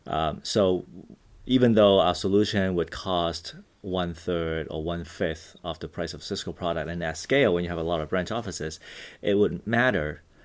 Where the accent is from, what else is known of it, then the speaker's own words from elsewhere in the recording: Vancouver, British Columbia, Canada; also born or lived in Hong Kong; I grew up in Hong Kong and Vancouver, Canada